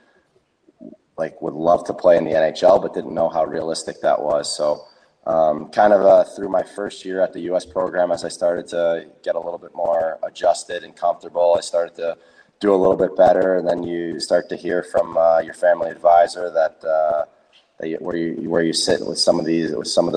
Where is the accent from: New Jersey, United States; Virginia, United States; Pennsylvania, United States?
New Jersey, United States; 15 of my closest friends that I grew up with in New Jersey